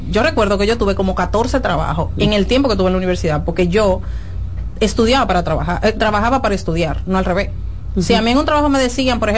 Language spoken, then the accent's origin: Spanish; Santo Domingo, Distrito Nacional, Dominican Republic; born there; yo nací en la Ciénaga, acá, hija de un adolescente